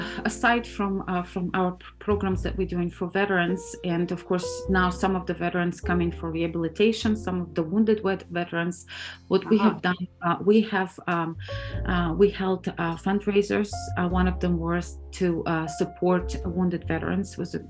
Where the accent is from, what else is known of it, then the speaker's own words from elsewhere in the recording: Ukraine; moved away as an adult; now in United States; I grew up in Ukraine. I grew up in Ukraine. And so being here for more than 20 years in the United States and being an American citizen now, I still remember my homeland where I grew up, and I have family and close friends.